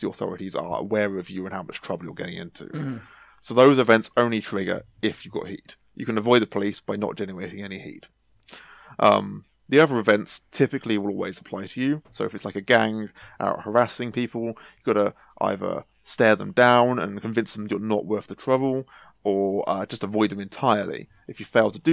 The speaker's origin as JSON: {"language": "English", "town": "Oxford", "region": "South East England", "country": "United Kingdom", "said": "I'm from Oxford myself."}